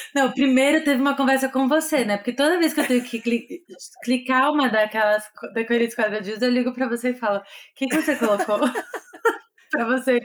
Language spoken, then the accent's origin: Portuguese; Brazil; moved away as an adult; now in Los Angeles, United States; eu sou do Brasil